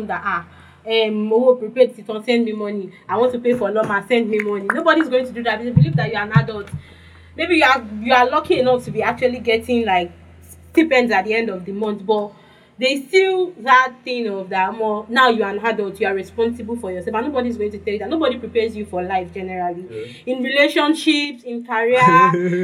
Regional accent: Nigeria; Growing up in Nigeria

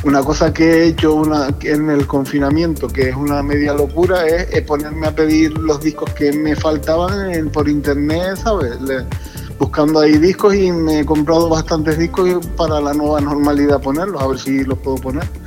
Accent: Tenerife, Canary Islands, Spain; yo nací aquí en Tenerife, y, y pues pertenecía a un grupo de break aquí

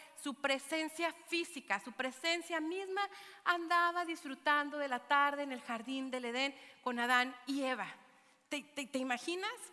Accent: Mexico; moved away; a mi ciudad natal, que me vio nacer, donde las flautas son de harina

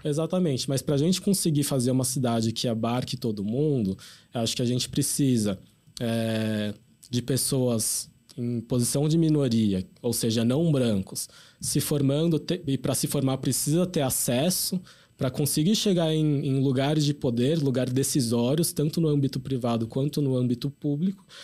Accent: São Paulo, Brazil; a gente é enquanto paulistano

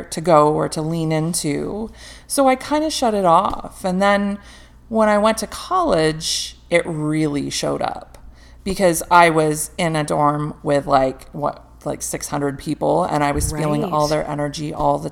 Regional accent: England, United Kingdom; moved away; also born or lived in North America; where I'm from. I was born in England.

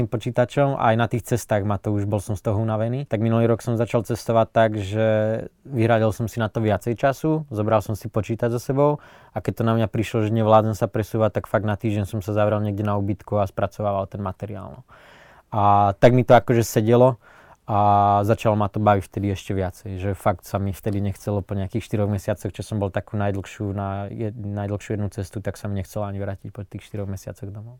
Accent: Liptovský Mikuláš, Žilina Region, Slovakia; som z Mikuláša a máme to tam naskok do hôr

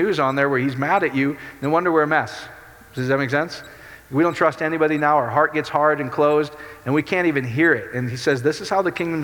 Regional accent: Iowa, United States; my Dutch Reformed church that I grew up with in Iowa

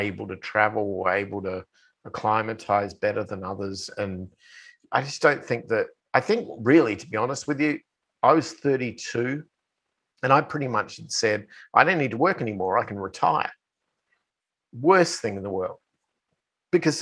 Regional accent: Australia; moved away as an adult; now in United States; I bought a house back in my hometown. I tried to reacclimatize myself with my friends and, you know, people I grew up

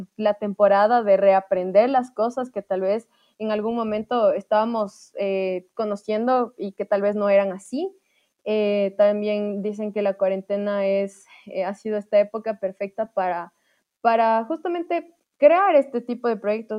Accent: Ambato, Tungurahua, Ecuador; yo dije que era de Ambato

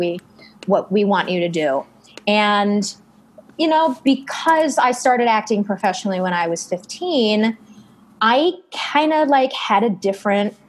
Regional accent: Chicago, Illinois, United States; moved away as an adult; also born or lived in New York City; I'm from Chicago, like we've mm-hmm. talked about, and I grew up doing professional theater in Chicago

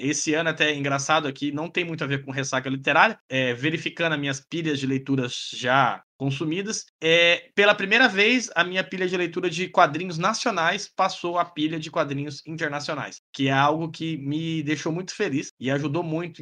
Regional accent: Goiás, Brazil; now in Paraná, Brazil; eu moro no Paraná, mas sou de Goiás

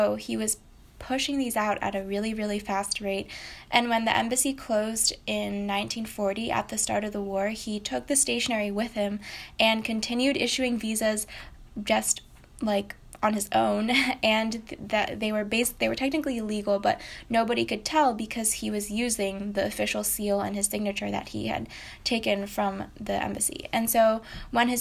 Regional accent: United States; I'm half Japanese, but I grew up in America

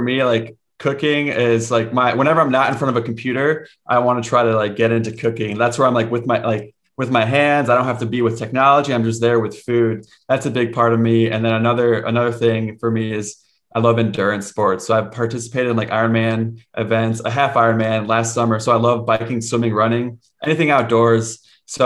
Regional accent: Cincinnati, Ohio, United States; born there; first language Spanish; And so I was born in Cincinnati, Ohio in a Spanish speaking home. I was that white boy in kindergarten who didn't know how to speak English.

